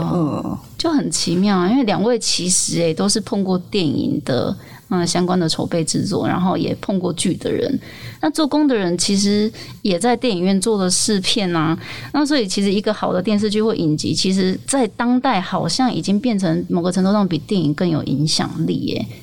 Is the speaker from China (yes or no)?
no; Taiwan; 我身为台湾人觉得超骄傲的